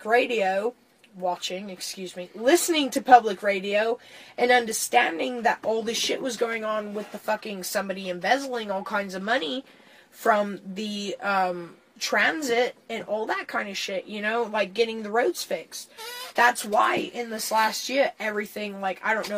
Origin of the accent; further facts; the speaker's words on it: Vancouver, Washington, United States; moved away as an adult; also born or lived in Oregon; born and raised in Vancouver